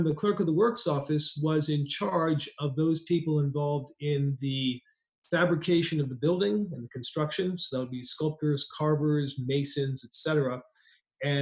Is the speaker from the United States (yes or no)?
yes; Washington, District of Columbia, United States; I'm a native of Washington, D.C. I was born at Sibley Hospital, a couple miles from the cathedral